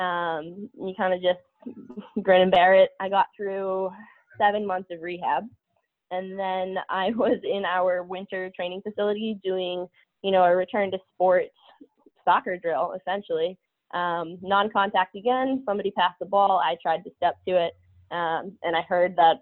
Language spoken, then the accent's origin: English; Pennsylvania, United States; now in Boston, United States; I grew up playing soccer in Pennsylvania